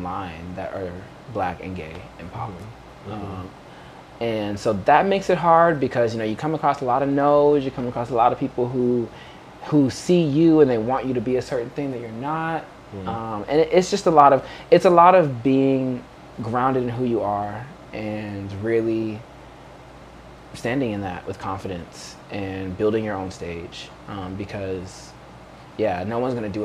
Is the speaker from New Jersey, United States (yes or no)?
no; Dallas, Texas, United States; moved away as an adult; also born or lived in New Orleans, Louisiana / Austin, Texas; now in Los Angeles, United States; I'm from Texas. I came out here from Austin, but my hometown is technically Dallas.